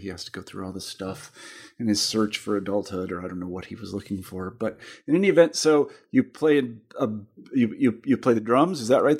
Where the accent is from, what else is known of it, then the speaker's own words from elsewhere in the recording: Kansas, United States; now in Western Massachusetts, United States; I'm from Kansas originally, and part of my family came to the United States from, well, it wasn't the United States at the time. They came to the colonies from England in the 18th century, and then the other part came from Germany in the 19th century